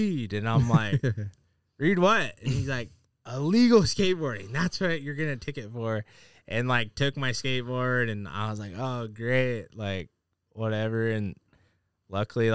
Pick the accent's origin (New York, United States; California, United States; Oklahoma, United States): California, United States; La Mesa; also born or lived in Santee, California; I grew up in La Mesa and then moved out to Santee when I got into high school